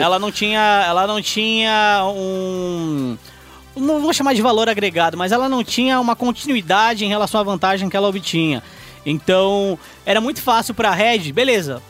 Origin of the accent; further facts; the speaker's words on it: São Bernardo do Campo, São Paulo, Brazil; eu sou de São Bernardo